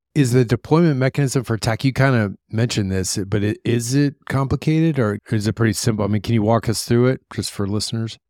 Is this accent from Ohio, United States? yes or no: yes; Columbus, Ohio, United States; moved away; I'm from Columbus